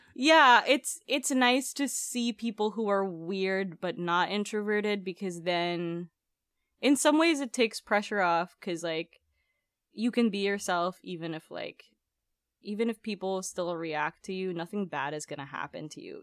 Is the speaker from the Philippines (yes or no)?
yes; Philippines; moved away; growing up in the Philippines